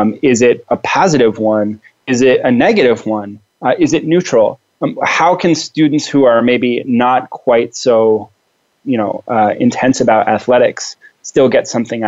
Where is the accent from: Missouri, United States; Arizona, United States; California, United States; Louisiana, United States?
Arizona, United States; Tempe; also born or lived in Phoenix, Arizona; I grew up in Tempe where Arizona State University is.